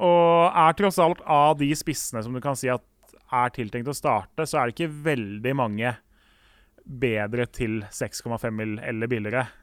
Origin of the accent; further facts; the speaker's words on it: Oslo, Norway; Jeg er fra Årvoll